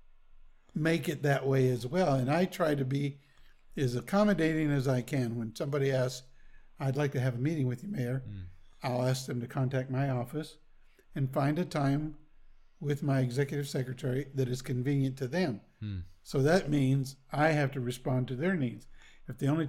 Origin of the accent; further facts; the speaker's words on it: Topeka, Kansas, United States; since I grew up in Topeka, I've seen Topeka do its up and downs.